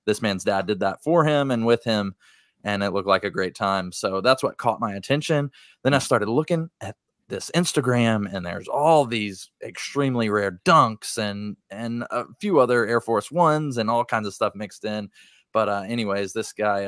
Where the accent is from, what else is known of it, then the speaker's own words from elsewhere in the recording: Brentwood, Tennessee, United States; South Nashville, Brentwood